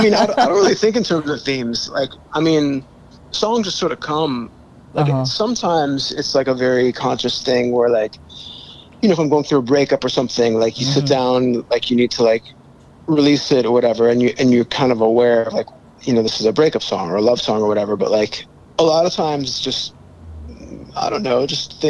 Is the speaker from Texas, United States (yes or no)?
no; Chicago, Illinois, United States; moved away; also born or lived in Los Angeles; I'm from Chicago, but I lived in LA for a long mm-hmm. time